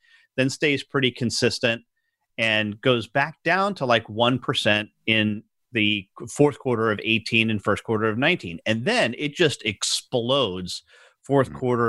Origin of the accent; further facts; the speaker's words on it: New York, United States; moved away; I grew up in New York and I'm a huge New York Mets fan